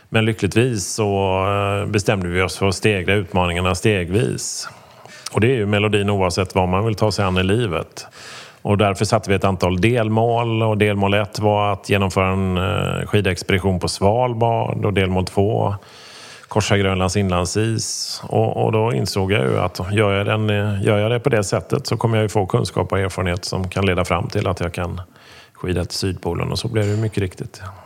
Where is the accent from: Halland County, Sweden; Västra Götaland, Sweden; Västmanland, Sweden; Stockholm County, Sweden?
Västra Götaland, Sweden; Gothenburg; jag dessutom då är från Göteborg.